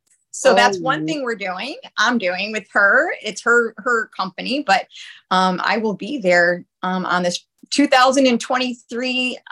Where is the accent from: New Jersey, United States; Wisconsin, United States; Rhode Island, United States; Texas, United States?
Rhode Island, United States; now in Tampa Bay, United States; Oh, I'm from Rhode Island, but it's too long.